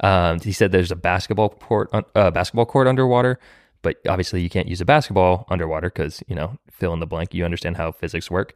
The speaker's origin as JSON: {"language": "English", "region": "Florida", "country": "United States", "also_born_or_lived": "California", "moved": "yes", "lives_now": "Nashville, United States", "said": "I'm from Florida, and then I also lived in California"}